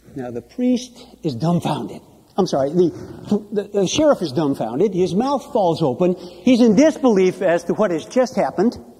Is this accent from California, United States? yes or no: no; Iowa, United States; I grew up in Iowa